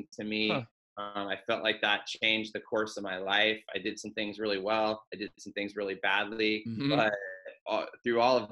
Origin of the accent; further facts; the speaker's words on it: Escondido, California, United States; also born or lived in Covina, California; I've been born and raised in Escondido, California